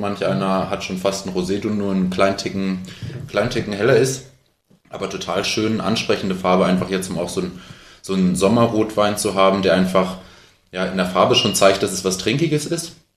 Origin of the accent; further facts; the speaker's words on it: Hamburg, Germany; also born or lived in Heilbronn; ich bin Hamburger Winzer